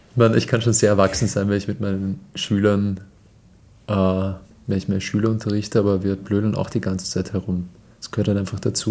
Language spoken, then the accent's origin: German; Austria; bei uns im Land